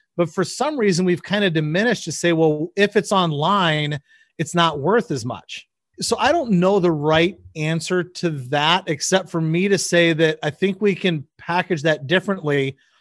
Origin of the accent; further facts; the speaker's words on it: Michigan, United States; moved away as an adult; also born or lived in Chicago; now in Nebraska, United States; I grew up in Michigan